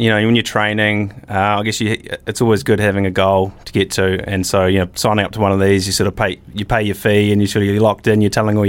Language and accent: English; Whanganui, Manawatū-Whanganui, New Zealand; now in Auckland, New Zealand; So I grew up in a little place called Whanganui, which many of your listeners probably wouldn't know about, but I live in Auckland, which is one of the largest cities in New Zealand, in the North Island there.